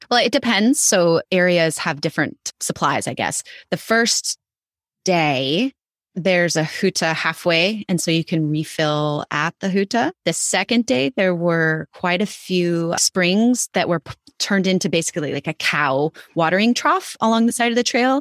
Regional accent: Idaho, United States; I grew up in Idaho

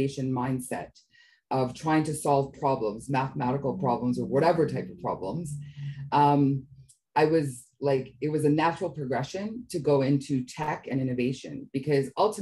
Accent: Canada; My parents actually immigrated to Canada, and I was born in Canada, but originally were from East Africa.

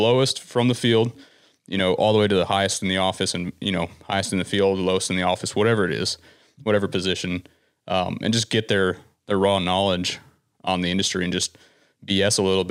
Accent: Citrus County, Florida, United States; I'm from Florida originally.

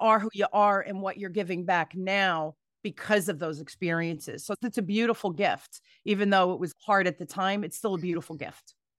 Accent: Newark, New Jersey, United States; I grew up in Newark, New Jersey, during the riots

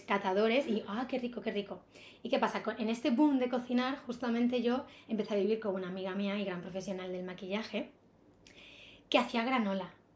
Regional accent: Ibiza, Balearic Islands, Spain; moved away as an adult; also born or lived in Barcelona; now in Madrid, Spain; desde que tengo 18 años tenía claro que no podía seguir en la isla

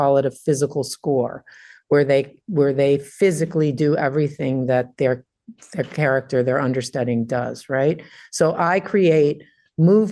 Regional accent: Detroit, Michigan, United States; I grew up in Detroit

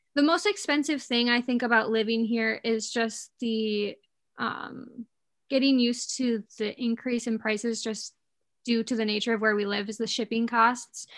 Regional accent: Escanaba, Michigan, United States; moved away as an adult; now in Mackinac Island, United States; I am from Escanaba, Michigan. Um, I grew up there my whole life.

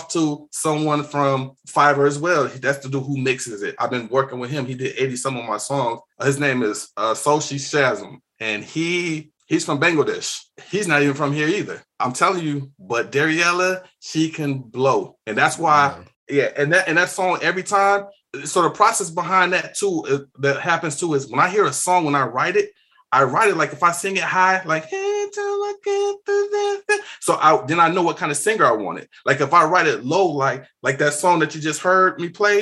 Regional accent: Chicago, Illinois, United States; growing up in Chicago, being in the city, we got all kind of music here

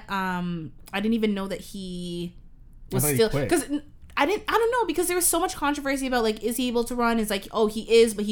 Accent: Canada; my own personal perspective as a Canadian.

